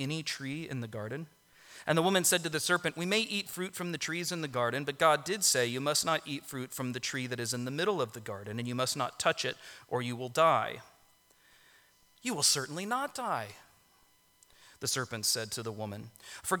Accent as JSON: {"language": "English", "town": "Orlando", "region": "Florida", "country": "United States", "tie": "born or raised there", "said": "I grew up in Orlando, and that's in Florida"}